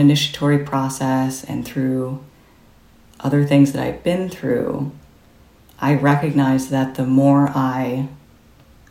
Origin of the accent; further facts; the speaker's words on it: Midwest, United States; I grew up in the Midwest